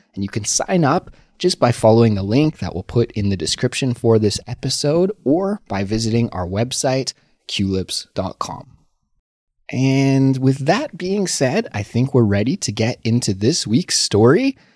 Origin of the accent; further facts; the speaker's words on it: Canada; moved away as an adult; now in Seoul, South Korea; as a Canadian person who lives abroad in Seoul, South Korea